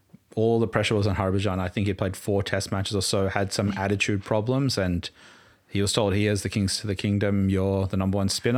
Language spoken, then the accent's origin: English; Townsville, Queensland, Australia; I was born in Townsville.